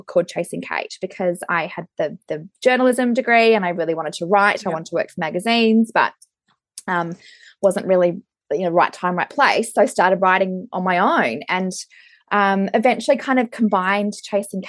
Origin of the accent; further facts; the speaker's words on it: Brisbane, Queensland, Australia; now in Auckland, New Zealand; I am a personal stylist here in Auckland. I'm originally from Brisbane